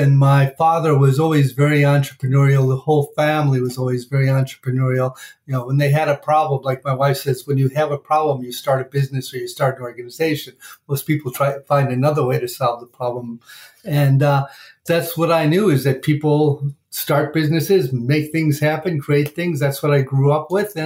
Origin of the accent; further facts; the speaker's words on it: Chicago, Illinois, United States; now in Washington, D.C., United States; I grew up in Chicago